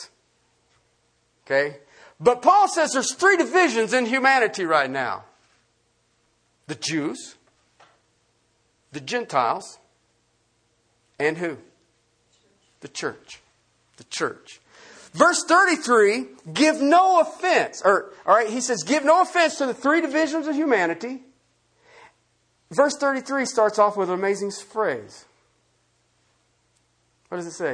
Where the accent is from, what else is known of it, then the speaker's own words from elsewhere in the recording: Ohio, United States; I grew up in Ohio